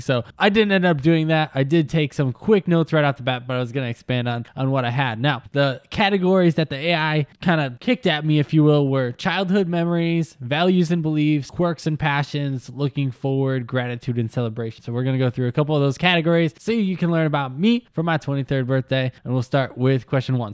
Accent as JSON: {"language": "English", "region": "Wisconsin", "country": "United States", "tie": "born or raised there", "said": "I grew up in Wisconsin"}